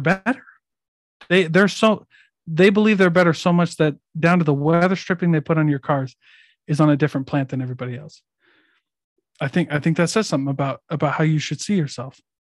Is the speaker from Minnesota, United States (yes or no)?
no; Iowa, United States; I'm from Iowa